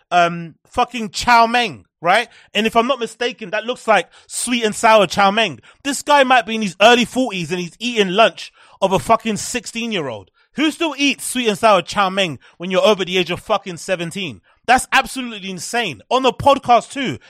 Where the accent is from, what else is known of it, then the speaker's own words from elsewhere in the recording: England, United Kingdom; As English people, as British people, we deserve Turkish teeth because we all have terrible teeth here